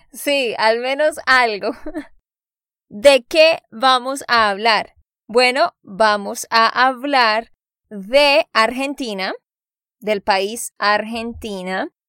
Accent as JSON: {"language": "Spanish", "region": "Santander", "country": "Colombia", "said": "de Santander, Colombia"}